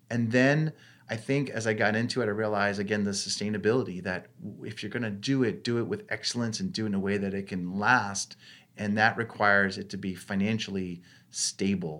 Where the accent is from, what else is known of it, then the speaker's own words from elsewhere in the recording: Maine, United States; growing up in Maine, now this is more out of necessity. Five kids, and we're living in rural Maine